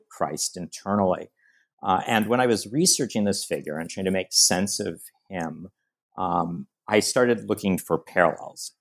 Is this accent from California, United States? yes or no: yes; San Diego, California, United States; I grew up in San Diego, California